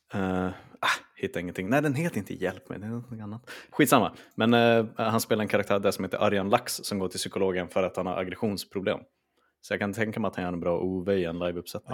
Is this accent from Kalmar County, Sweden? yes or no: no; Skellefteå, Västerbotten County, Sweden; jag är från Skellefteå